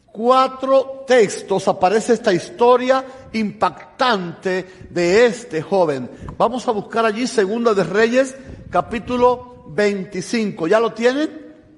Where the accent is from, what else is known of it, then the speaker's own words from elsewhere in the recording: Cuba; moved away as an adult; also born or lived in Havana, Cuba / Tennessee, United States; now in United States; Yo vengo de Cuba, estoy recién llegado de Cuba